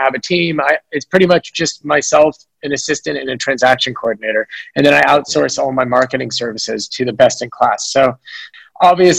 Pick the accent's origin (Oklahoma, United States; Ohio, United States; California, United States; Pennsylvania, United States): California, United States; San Francisco; born and raised in San Francisco